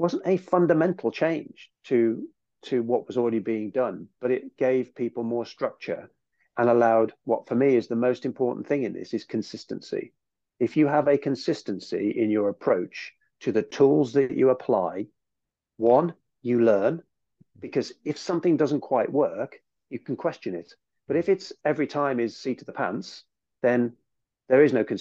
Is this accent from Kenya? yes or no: no; United Kingdom; also born or lived in United States; as a Brit